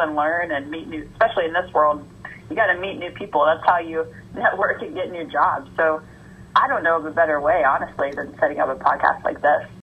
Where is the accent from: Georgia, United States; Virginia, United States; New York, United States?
Georgia, United States; moved away as an adult; I'm from Georgia, born and raised in Georgia, went to UGA for my undergrad